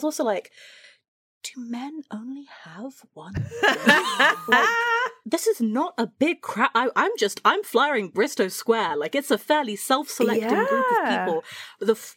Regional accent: Shropshire, West Midlands, United Kingdom; moved away as an adult; now in London, United Kingdom; I was from Shropshire. I was from the countryside. I grew up on a mountain.

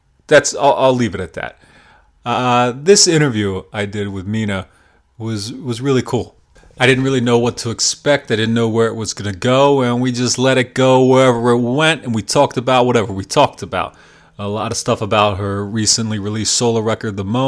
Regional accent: Pennsylvania, United States; Pennsylvania hardcore band, as it is my home state and scene

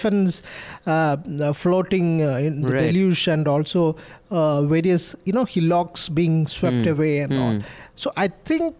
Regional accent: Kannur, Kerala, India; I'm from Kannur, northern part of Kerala

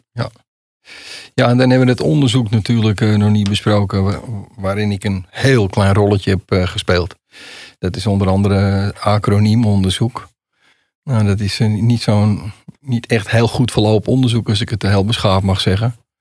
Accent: Amsterdam, North Holland, Netherlands; ik kom uit Amsterdam

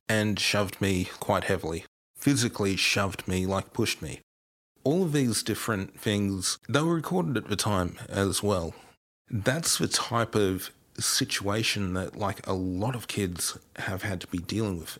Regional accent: New England region of New South Wales, Australia; I'm originally from the New England region of New South Wales. So, Sydney, when I was growing up, was a good seven or eight hours drive away for me.

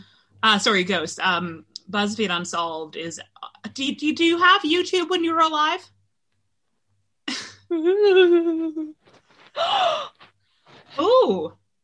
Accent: Canada; accent: American; moved away as an adult; now in London, United Kingdom; I'm not, I'm Canadian

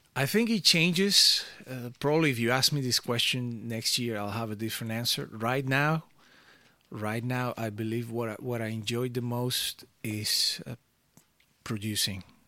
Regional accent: Venezuela; now in Amsterdam, Netherlands; I grew up in Venezuela

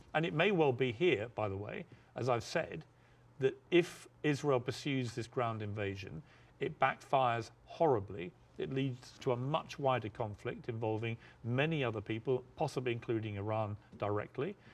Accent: United Kingdom; moved away as an adult; now in United States; back in my home country of the UK

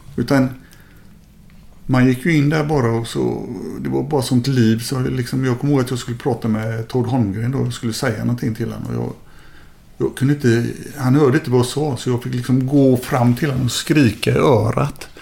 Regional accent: Gothenburg, Västra Götaland, Sweden; moved away as an adult; also born or lived in Kallebäck, Gothenburg / Italy / Germany; Jag växte upp i Lunden

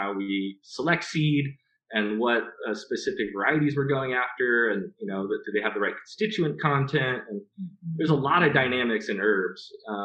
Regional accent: Southern California, United States; moved away as an adult; now in Applegate, Oregon, United States; we grew up in Southern California

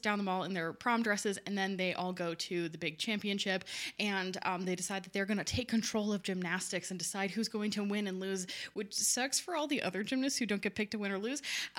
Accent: Maryland, United States; because I grew up in Montgomery County, Maryland, with a bunch of public transportation

